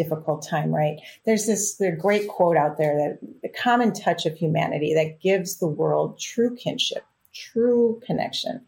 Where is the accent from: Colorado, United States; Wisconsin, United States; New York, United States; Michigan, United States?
Wisconsin, United States; I grew up in Wisconsin